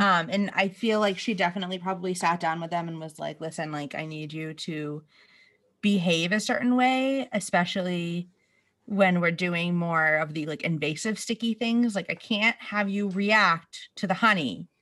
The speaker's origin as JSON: {"language": "English", "region": "New England", "country": "United States", "tie": "born or raised there", "lives_now": "Boston, United States", "said": "we're from New England. I live in Boston. We've grown up going to Boston, like, eh, you know, you're only an hour away"}